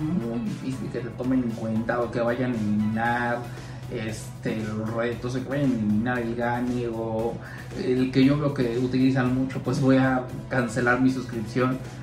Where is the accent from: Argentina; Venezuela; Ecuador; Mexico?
Mexico; como mexicanos